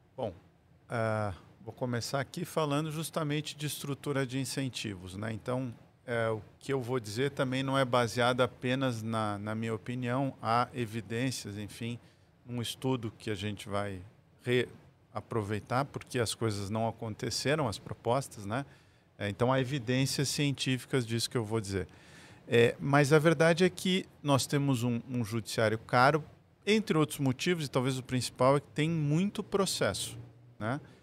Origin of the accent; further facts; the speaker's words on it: Rio Grande do Sul, Brazil; a cultura de onde eu venho, do gaúcho, por ser de fronteira